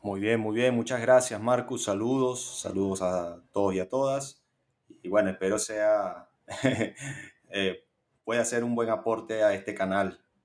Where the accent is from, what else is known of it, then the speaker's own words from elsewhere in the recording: Caracas, Capital District, Venezuela; yo soy caraqueño. He vivido en, mi ciudad natal eh, todos mis 37 años.